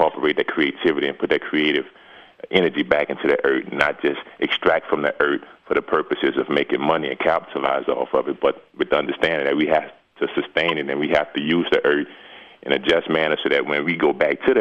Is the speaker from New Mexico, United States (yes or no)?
no; New Orleans, Louisiana, United States; moved away as an adult; now in Jonesboro, United States; I'm born and bred in New Orleans, Louisiana, and spent my formative years there